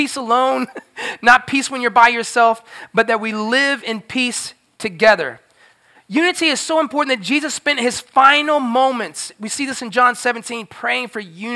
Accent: Florida, United States; I grew up in Florida

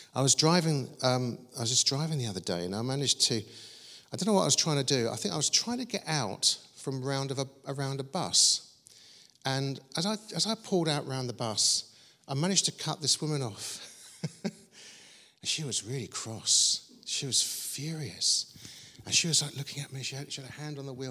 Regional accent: Croydon, London, United Kingdom; I was growing up in Croydon with my sister Julie

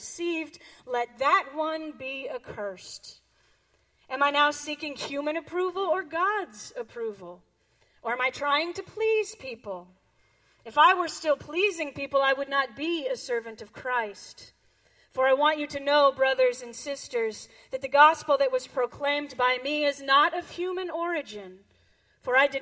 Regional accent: Sebastopol, California, United States; I grew up here in Northern California, up in Sebastopol

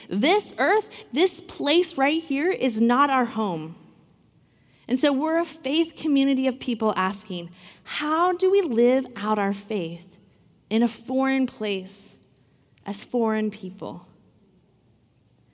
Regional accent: Washington, United States; I grew up in Washington, so it rains a lot typically

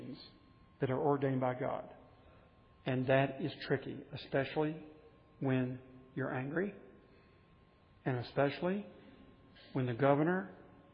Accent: United States; I like being an American

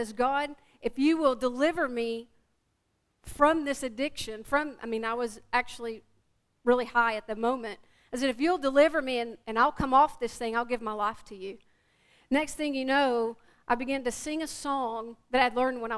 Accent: Quitman, Texas, United States; also born or lived in Tyler, Texas; I'm from this area. I'm actually from the Quitman, Texas area

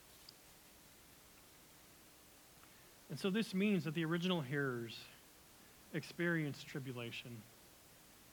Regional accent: United States; as an American who loves being American

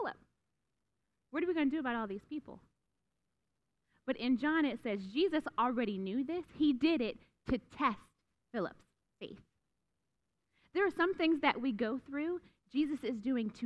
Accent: Youngstown, Ohio, United States; I grew up in Youngstown, Ohio

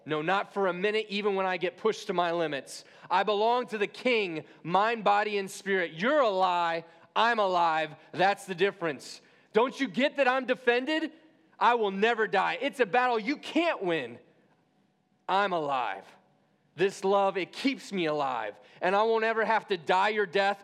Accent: Midwest, United States; I was born in the Midwest.

